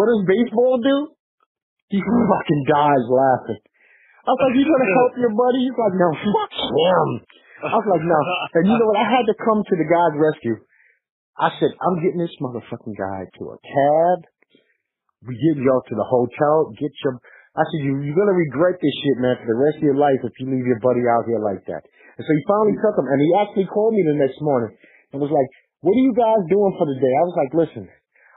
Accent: New York City, New York, United States; I was a New Yorker

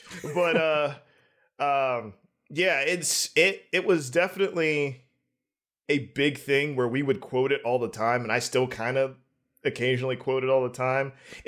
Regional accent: Pittsburgh, Pennsylvania, United States; I'm from Pittsburgh.

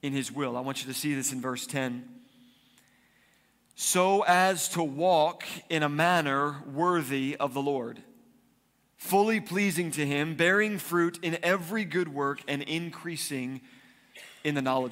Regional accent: East Coast, United States; now in Arizona, United States; I grew up on the East Coast, which means we had snow in the winter

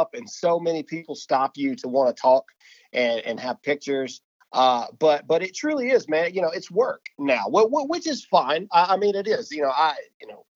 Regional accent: Mississippi, United States; I'm from Mississippi. I'm still in Mississippi

